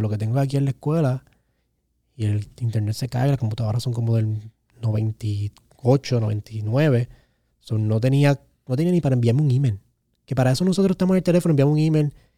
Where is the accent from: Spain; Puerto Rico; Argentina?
Puerto Rico; Carolina; yo soy de Carolina